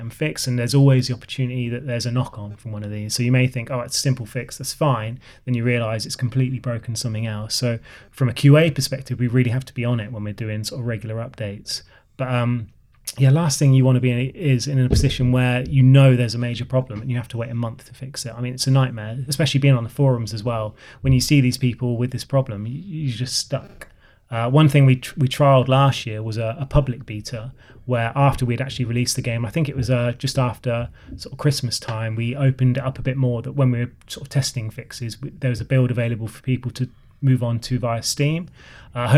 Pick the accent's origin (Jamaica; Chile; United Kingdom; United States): United Kingdom; Oxford, South East England; moved away; I'm sort of from Oxford Way originally.